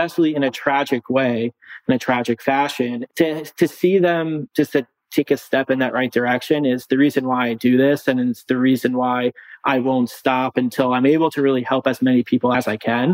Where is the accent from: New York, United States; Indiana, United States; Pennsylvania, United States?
New York, United States; Long Island; I'm from Long Island.